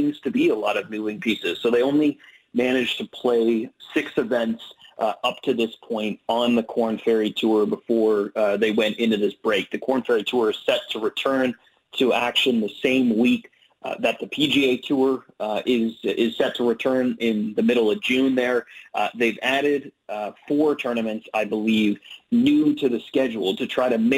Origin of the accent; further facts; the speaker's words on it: Canada; also born or lived in Ottawa, Ontario; I am Canadian and I live in Canada. I live in Ottawa, Ontario, the capital of Canada.